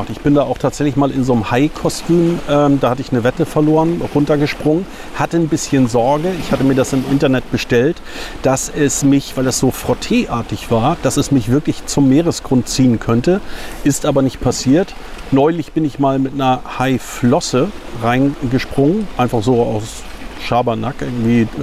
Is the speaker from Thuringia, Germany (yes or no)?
no; Puttgarden, Schleswig-Holstein, Germany; Äh, ich bin im Nachbarort groß geworden, in Puttgarden, äh, bin auf Fehmarn geboren und bin schon damals mit meinen Kumpels und Freunden immer mit dem Hollandrad hergefahren.